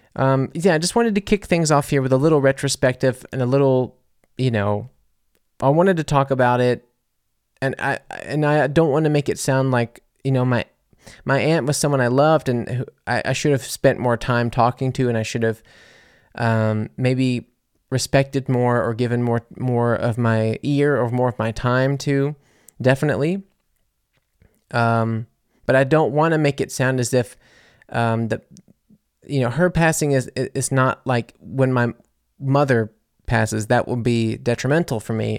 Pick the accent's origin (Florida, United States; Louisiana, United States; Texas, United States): Louisiana, United States; moved away as an adult; also born or lived in New Orleans; now in Germany; being from Louisiana